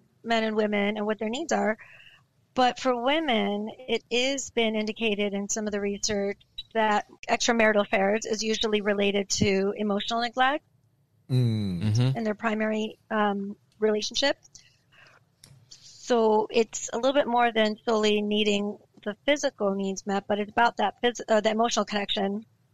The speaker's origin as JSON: {"language": "English", "region": "West Coast", "country": "United States", "said": "I'm from the West Coast"}